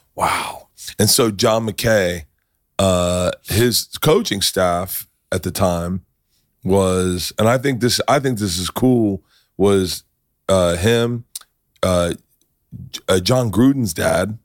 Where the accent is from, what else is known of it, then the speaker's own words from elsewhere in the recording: Tampa, Florida, United States; I'm from Tampa